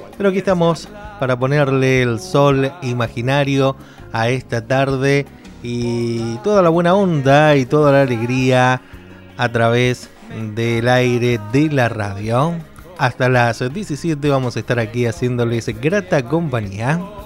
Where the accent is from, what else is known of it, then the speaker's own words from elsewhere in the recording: Mendoza, Argentina; aquí en nuestra provincia de Mendoza